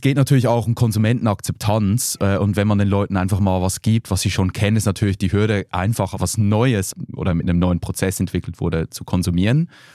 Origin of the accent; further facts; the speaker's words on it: Switzerland; now in Berlin, Germany; Ich bin ja Schweizer, bei uns